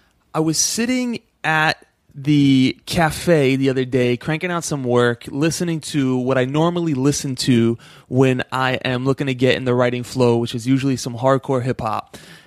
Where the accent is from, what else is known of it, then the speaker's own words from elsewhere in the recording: East Coast, United States; Like, although I'm from the East Coast and …'s from the West Coast, there was still something there.